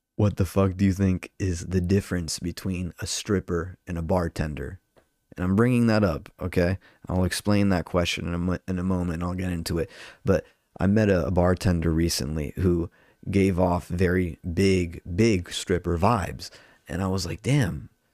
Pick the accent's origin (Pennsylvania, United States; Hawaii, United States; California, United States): California, United States; Orange County; I'm from Orange County